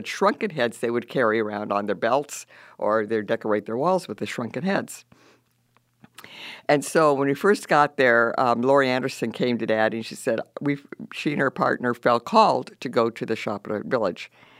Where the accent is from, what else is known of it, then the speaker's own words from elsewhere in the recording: Peru; I was born in Peru, South America, grew up in the Amazonian River, in the dense jungle, and some of the fun things we got to do being missionary kids is we do alligator hunting